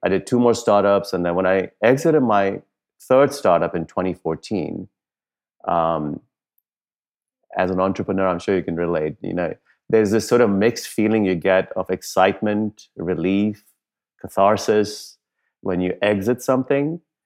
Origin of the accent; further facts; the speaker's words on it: Dar es Salaam, Tanzania; moved away as an adult; also born or lived in India / Punjab, India / Wisconsin, United States; now in United States; when I was eight years old, our family moved from India to East Africa, uh, specifically to Dar es Salaam, Tanzania. And, uh, I lived my formative years, um, early chi, uh, early adolescence and teenage years in the coastal city of Dar es Salaam, Tanzania.